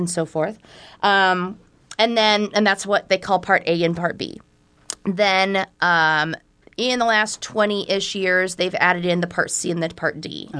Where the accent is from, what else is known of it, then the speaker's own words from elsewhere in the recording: Iowa, United States; now in Omaha, United States; I have lived in the Omaha area for 20-ish, 22 years. Didn't come from a far distance. I am originally from Southwest Iowa, so I'm a small town kid.